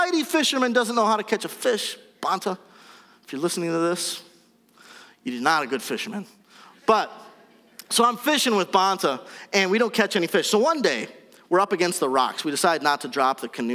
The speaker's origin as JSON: {"language": "English", "region": "Wisconsin", "country": "United States", "said": "We're from Wisconsin"}